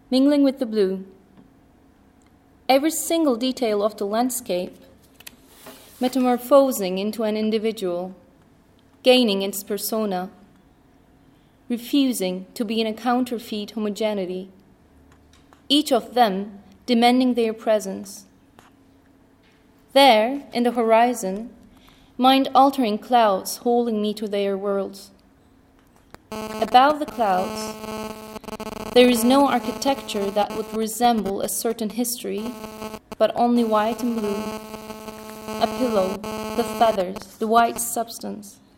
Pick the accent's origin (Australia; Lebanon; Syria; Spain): Syria; also born or lived in Kuwait; I was born in Kuwait. So, are you Kuwaitian? No, I grew up in Syria.